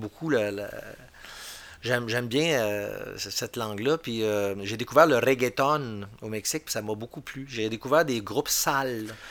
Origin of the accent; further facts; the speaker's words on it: Bois-Francs, Quebec, Canada; je viens de, du centre du Québec, Bois-Franc. Puis, quand j'étais jeune, c'était le comté de mégantique